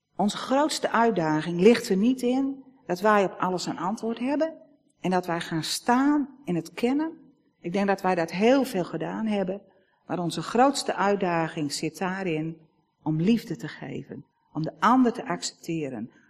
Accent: Netherlands; als Nederlanders

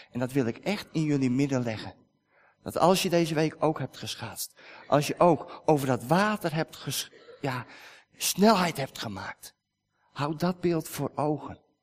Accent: Netherlands; wij als Nederlanders

